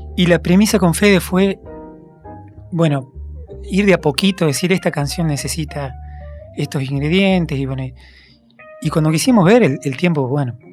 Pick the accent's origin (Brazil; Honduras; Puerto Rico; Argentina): Argentina; Concarán, San Luis; moved away; yo nací en, un pueblo en San Luis